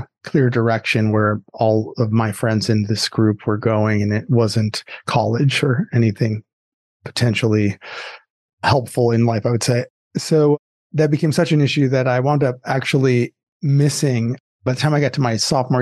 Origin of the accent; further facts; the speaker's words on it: Southern California, United States; also born or lived in Chicago, Illinois; we moved to Southern California when I was pretty young